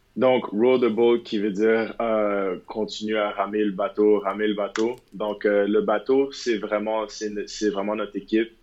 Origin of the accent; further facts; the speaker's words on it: Montreal, Quebec, Canada; moved away; je viens de Montréal